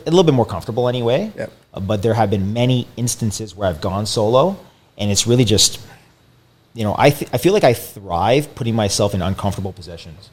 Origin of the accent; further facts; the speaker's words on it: Windsor, Ontario, Canada; I came back home from Windsor originally